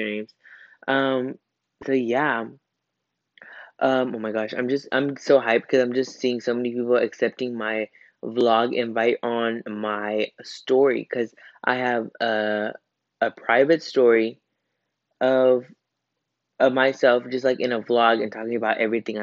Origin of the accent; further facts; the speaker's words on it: Irving, Texas, United States; now in Midlothian, United States; I was born in Irving. And I lived my whole life in Irving until 7th grade. Then I moved here in Midlothian, where I am now